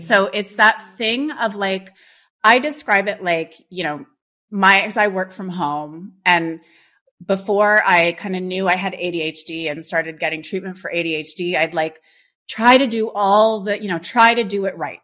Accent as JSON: {"language": "English", "country": "Canada", "tie": "born or raised there", "said": "I grew up in Canada"}